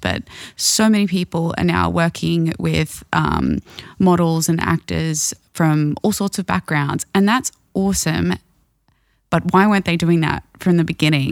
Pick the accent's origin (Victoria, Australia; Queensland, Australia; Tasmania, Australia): Queensland, Australia; Brisbane; my hometown